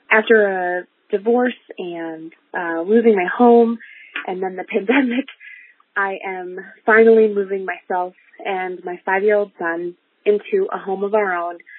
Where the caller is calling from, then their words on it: Lansing, Michigan, United States; I am from Lansing, Michigan